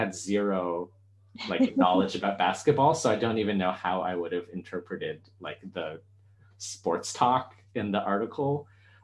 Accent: Canada; I grew up in Canada

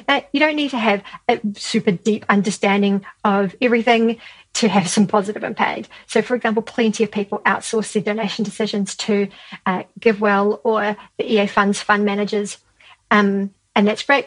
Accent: Christchurch, Canterbury, New Zealand; So down here in New Zealand, I run a small effective altruism group in my hometown of Christchurch

